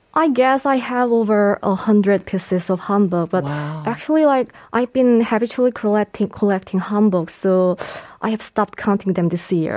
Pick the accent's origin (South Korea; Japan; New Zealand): South Korea; Jeju Island; it's my hometown